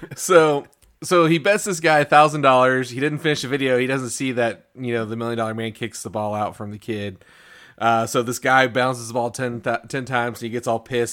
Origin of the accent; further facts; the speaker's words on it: Missouri, United States; We're from Missouri